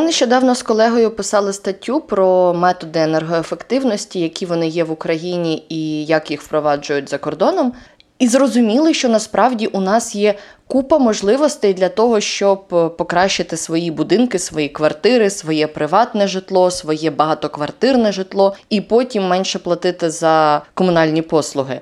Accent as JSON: {"language": "Ukrainian", "town": "Yelanets", "region": "Mykolaiv Oblast", "country": "Ukraine", "tie": "born or raised there", "moved": "yes", "said": "нюанс мого рідного села ще й полягав в тому, що воно знаходиться на півдні"}